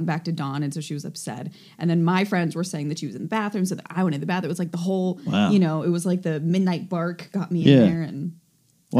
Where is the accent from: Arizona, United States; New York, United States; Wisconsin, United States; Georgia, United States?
Arizona, United States; Prescott; also born or lived in Tucson, Arizona; I say I grew up in Prescott, even though technically I grew up in Tucson. And Prescott. But I moved to Prescott when I was 9